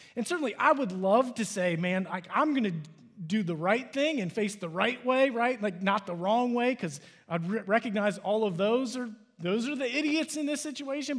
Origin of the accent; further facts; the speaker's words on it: Cincinnati, Ohio, United States; now in Dallas, United States; I'm from Cincinnati